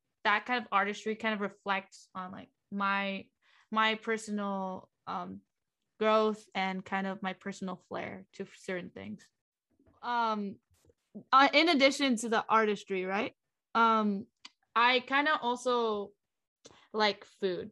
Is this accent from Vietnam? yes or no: yes; Vietnam; first language Vietnamese; English is a second language; moved away; also born or lived in Northern California / Southern California; even though I lived in Vietnam most of my life. So that's kind of a reason why, like, I kind of don't speak as much Vietnamese as I intend to, even though my first language is Vietnamese.